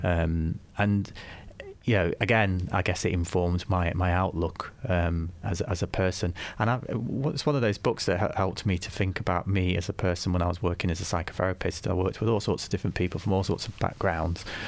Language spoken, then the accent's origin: English; Nottingham, East Midlands, United Kingdom; moved away as an adult; also born or lived in Leeds; I was born in Nottingham, um, spent, um, my early life in Nottingham